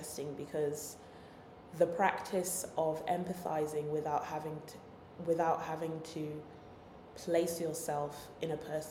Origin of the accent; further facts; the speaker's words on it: London, United Kingdom; I'm a Londoner